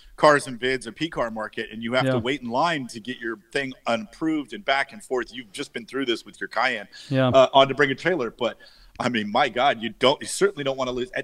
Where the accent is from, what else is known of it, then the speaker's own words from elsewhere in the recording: San Francisco, California, United States; I grew up in San Francisco, and when I was a kid in the 70s